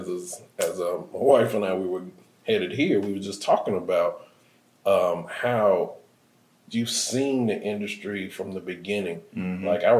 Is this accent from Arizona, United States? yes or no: no; Chicago, Illinois, United States